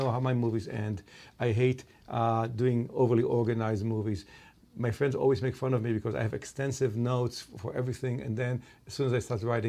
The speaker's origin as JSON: {"language": "English", "country": "Israel", "tie": "born or raised there", "said": "I grew up in Israel"}